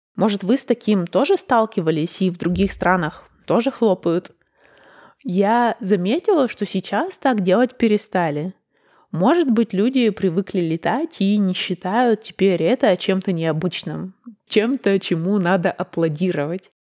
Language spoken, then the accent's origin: Russian; Russia; now in Copenhagen, Denmark; В моем родном городе